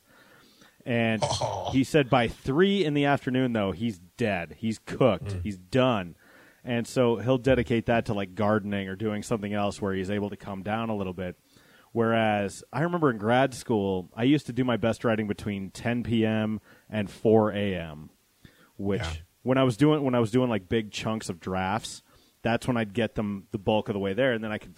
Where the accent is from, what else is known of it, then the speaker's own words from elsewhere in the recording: Golden, Colorado, United States; also born or lived in Denver; I grew up in Golden, so I was out in Jefferson County